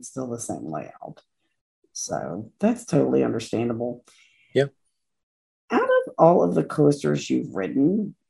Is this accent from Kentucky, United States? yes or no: yes; Kentucky, United States; because I'm from Kentucky